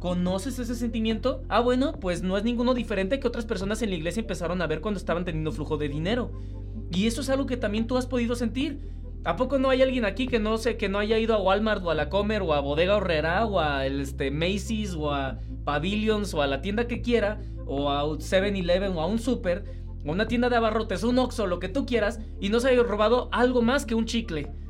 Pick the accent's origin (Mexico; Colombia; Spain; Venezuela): Mexico; que soy mexicano